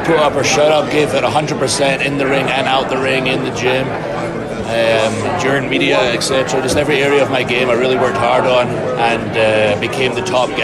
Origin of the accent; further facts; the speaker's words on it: Scotland, United Kingdom; I'm from Scotland